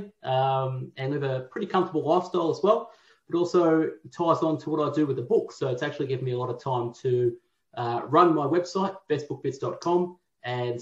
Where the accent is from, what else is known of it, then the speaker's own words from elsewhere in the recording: Melbourne, Victoria, Australia; born and raised in Tullamarine, right near the airport